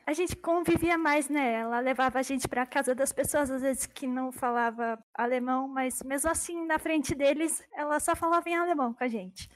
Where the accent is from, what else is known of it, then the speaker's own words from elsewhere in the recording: São Paulo, Brazil; first language German; eu nasci aqui no Brasil